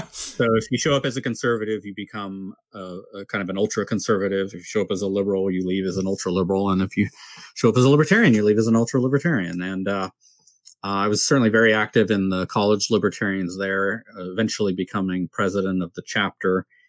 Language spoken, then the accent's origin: English; San Diego, California, United States; growing up in San Diego, which is kind of modestly conservative